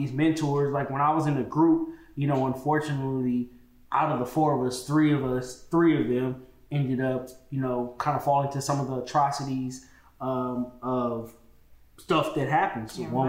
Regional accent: Oakland, California, United States; growing up in Oakland in the 90s and early 2000s

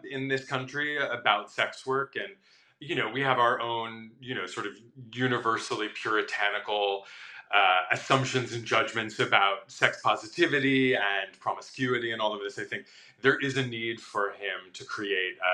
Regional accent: Midwest, United States; moved away; I grew up in a very conservative Midwestern town

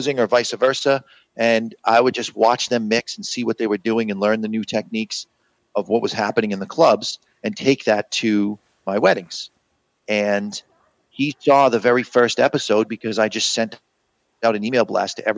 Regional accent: Haverhill, Massachusetts, United States; also born or lived in Lawrence, Massachusetts; I grew up in Haverhill, Massachusetts.

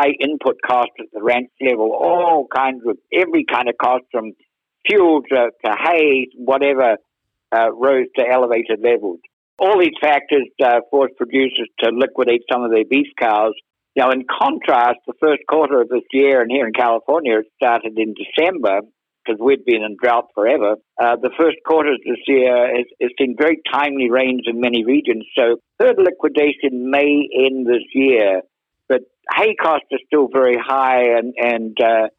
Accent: Akaroa, Canterbury, New Zealand; moved away as an adult; also born or lived in London, United Kingdom; now in United States; I grew up actually in the deepest natural harbour in the southern hemisphere, Kerry, called Akaroa Harbour

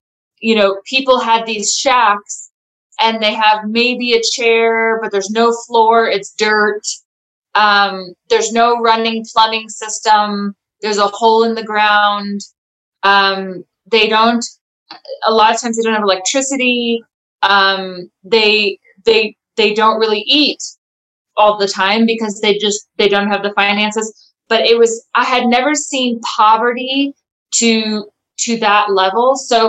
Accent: United States; now in South Africa; coming from America, when I came from America to South Africa, it was a huge culture shock for me.

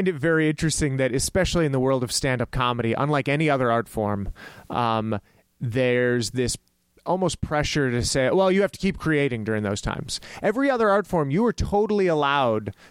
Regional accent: El Paso, Texas, United States; growing up in El Paso, Texas

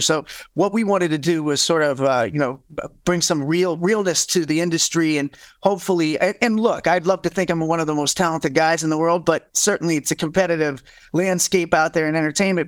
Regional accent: Ohio, United States; I'm from the Midwest, from Ohio, so I come from a blue collar family

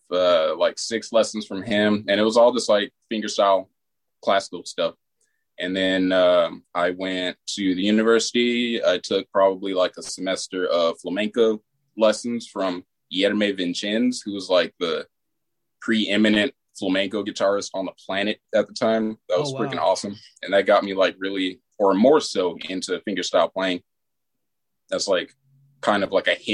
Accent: Sierra Vista, Arizona, United States; moved away as an adult; also born or lived in Tucson, Arizona; now in Seattle, United States; I'm originally from Arizona

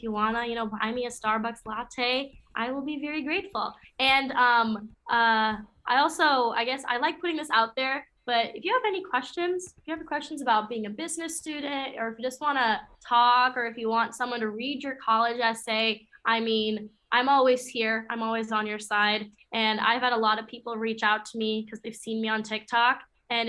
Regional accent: Michigan, United States

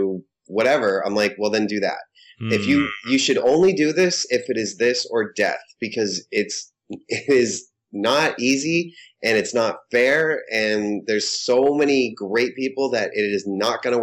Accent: Holliston, Massachusetts, United States; born or raised there

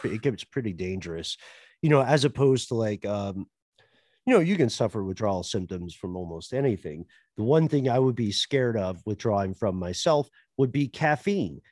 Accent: Tennessee, United States; accent: Tennessee; I have a Tennessee accent that comes out in words like mill and hill

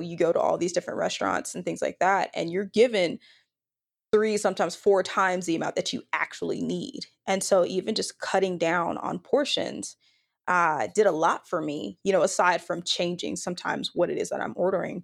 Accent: Dallas-Fort Worth area, Texas, United States; now in Austin, United States; born and raised in Texas, from the Dallas-Fort Worth area.

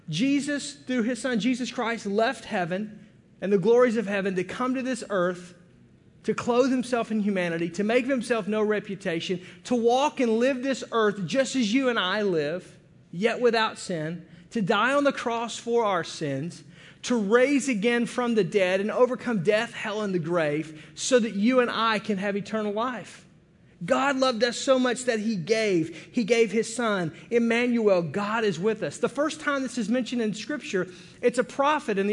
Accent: United States; we get a bad rap in the world as being Americans

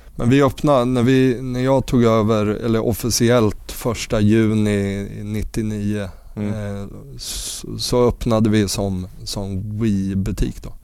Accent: Örebro, Örebro County, Sweden; also born or lived in Västerås; flyttade hem till Örebro

